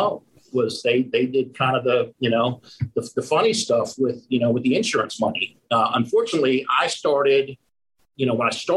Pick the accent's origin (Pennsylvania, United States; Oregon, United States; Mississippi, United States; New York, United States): Pennsylvania, United States; moved away as an adult; now in Fort Worth, United States; I'm from Pennsylvania